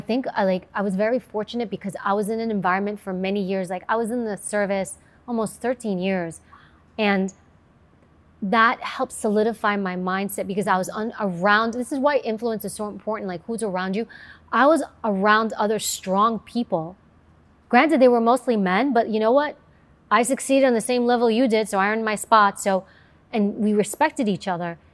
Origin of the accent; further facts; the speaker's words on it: New York, United States; I grew up in New York